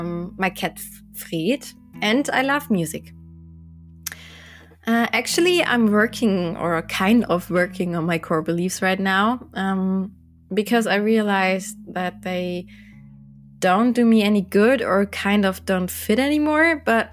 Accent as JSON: {"language": "English", "town": "Landshut", "region": "Bavaria", "country": "Germany", "said": "I'm from Landshut in Bavaria, Germany."}